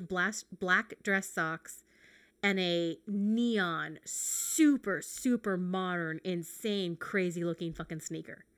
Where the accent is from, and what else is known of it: United States